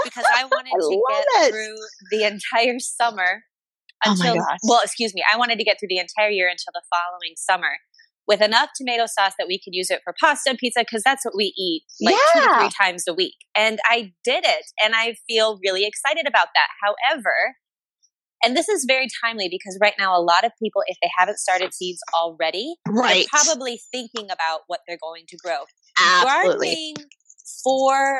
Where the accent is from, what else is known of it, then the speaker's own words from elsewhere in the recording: East Coast, United States; now in Colorado, United States; I'm from the East Coast